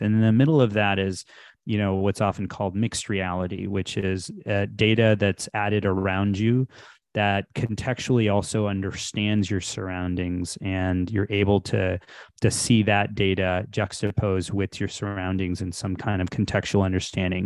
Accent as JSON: {"language": "English", "town": "Houston", "region": "Texas", "country": "United States", "tie": "born or raised there", "also_born_or_lived": "India / Illinois", "moved": "as an adult", "said": "I was born in India, I grew up in Texas, so, um, from Houston"}